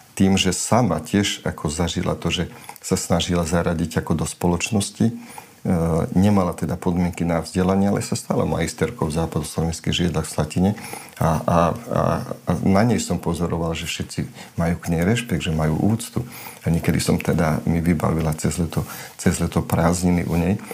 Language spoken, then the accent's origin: Slovak; Slovakia; first language Romani; Slovak is a second language; som na dedine vyrastal